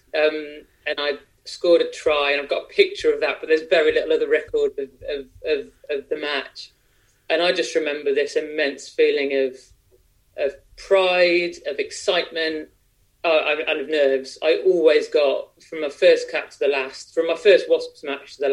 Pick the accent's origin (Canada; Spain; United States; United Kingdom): United Kingdom; Midlands; I grew up in the Midlands, went to a state school in the Midlands